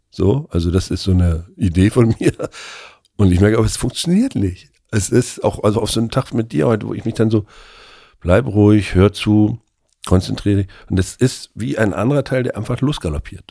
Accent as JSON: {"language": "German", "region": "Mecklenburg-Vorpommern", "country": "Germany", "tie": "born or raised there", "said": "ich bin ja nur auch in der DDR groß geworden"}